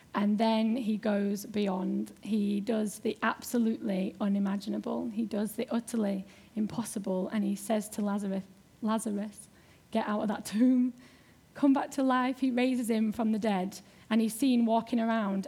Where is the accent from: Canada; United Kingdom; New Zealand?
United Kingdom; Yorkshire and the Humber; accent: Yorkshire; moved away; I am from Yorkshire